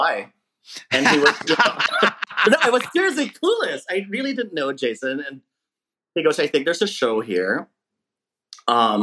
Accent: Philippines; now in United States; being Filipino as a child growing up in the Philippines

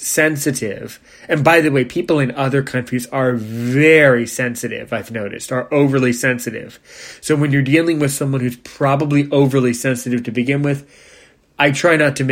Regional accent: United States; I was born in the USA. Thank God I'm American

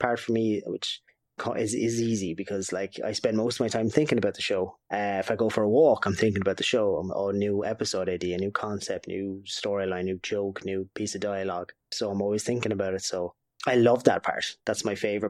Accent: Waterford, Munster, Ireland; we're from Waterford

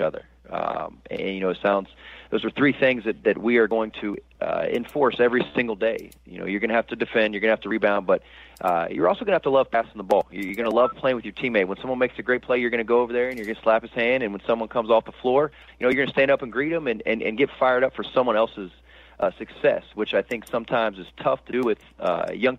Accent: Central Florida, United States; in my hometown at an institution I watched growing up

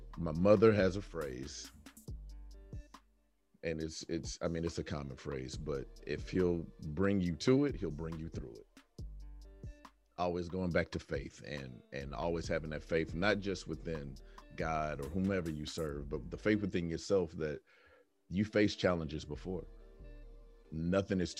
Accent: Oklahoma, United States; now in Texas, United States; I was born in Texas, but then I really kind of grew up in Oklahoma for like the important years

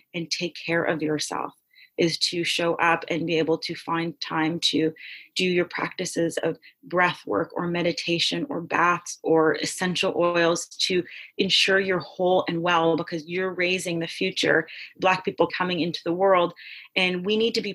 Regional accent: Toronto, Ontario, Canada; I grew up in Canada, in Toronto, where I have access to the medical system

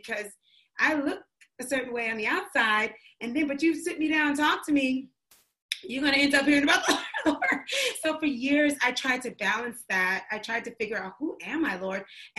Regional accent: New York City, New York, United States; My mom's from North Carolina, but she raised me in New York

